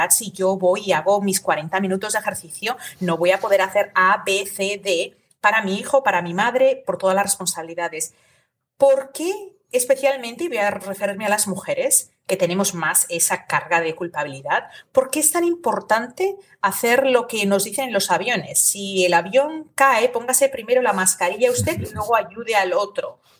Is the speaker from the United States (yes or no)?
yes; United States; also born or lived in Spain; aunque yo viví en España de niña, soy norteamericana, llevo aquí tantísimos años que muchísimas